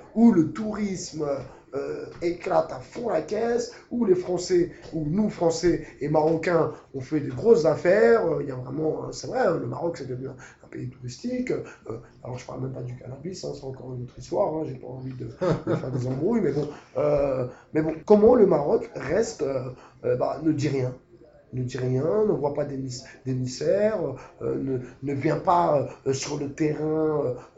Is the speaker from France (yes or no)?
yes; France; nous en tant que Français